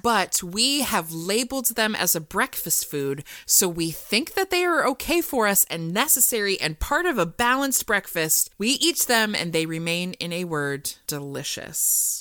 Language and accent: English; Iowa, United States; I am from Iowa